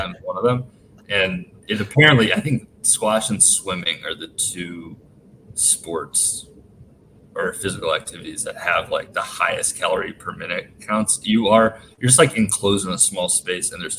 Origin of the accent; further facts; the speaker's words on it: Chicago, Illinois, United States; I grew up in Chicago